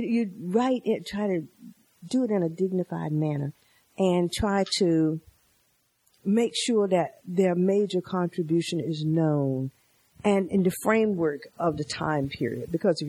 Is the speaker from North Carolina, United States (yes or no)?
yes; North Carolina, United States; moved away as an adult; now in Maryland, United States; some things in Maryland are worse than in North Carolina, and I was born and raised there.